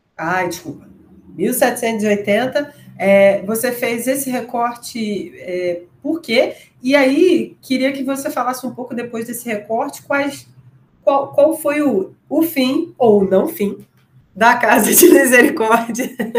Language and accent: Portuguese; Nova Iguaçu, Rio de Janeiro, Brazil; eu sou de Nova Iguaçu